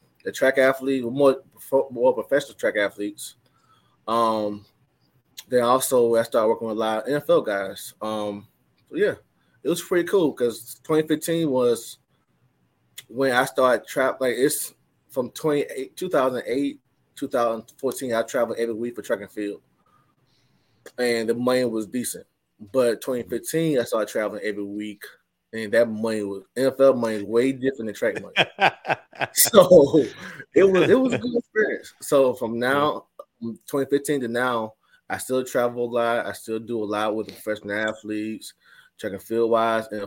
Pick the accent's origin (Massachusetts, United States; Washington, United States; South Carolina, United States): South Carolina, United States; Sumter; moved away as an adult; now in Atlanta, United States; from Sumter, South Carolina.